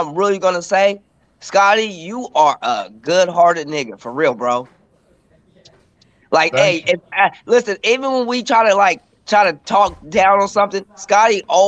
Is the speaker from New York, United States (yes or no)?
no; Florida, United States; moved away; I'm originally from Florida. So when I talk to all my family in Florida